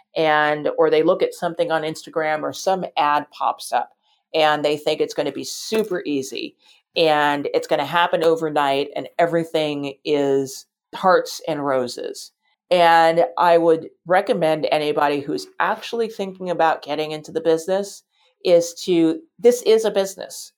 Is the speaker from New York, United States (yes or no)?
yes; New York City, New York, United States; I grew up in New York City